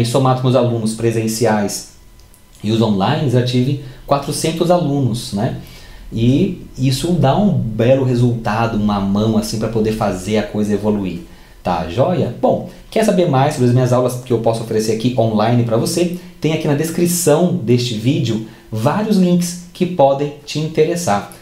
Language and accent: Portuguese; Barra Mansa, Rio de Janeiro, Brazil; moved away as an adult; now in Campinas, Brazil; eu sou de Barra Mansa, Rio de Janeiro.